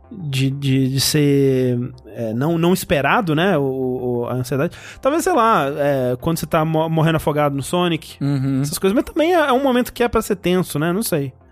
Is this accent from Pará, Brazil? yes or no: no; Coronel Fabriciano, Minas Gerais, Brazil; now in Belo Horizonte, Brazil; Tenho 24 anos, atualmente moro em BH, mas sou de Coronel Fabriciano.